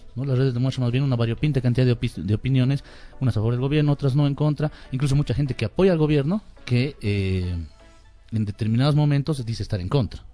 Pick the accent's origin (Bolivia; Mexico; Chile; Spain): Bolivia; en Bolivia estamos unidos y no estamos, somos los bolivianos